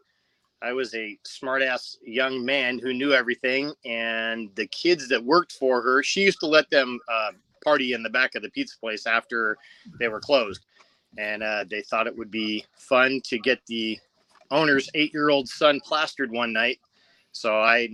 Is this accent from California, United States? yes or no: yes; Covina, California, United States; also born or lived in La Verne, California / Rosemead, California; I actually grew up in Covina, not far from the 502 Club.